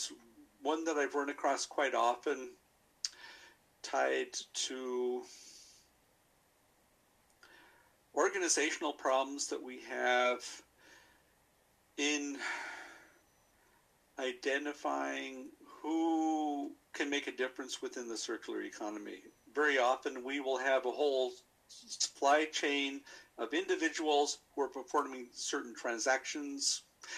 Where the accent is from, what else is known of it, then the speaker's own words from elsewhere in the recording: United States; moved away as an adult; now in Vienna, Austria; I am an American citizen who's been living in Vienna for the vast majority of his adult life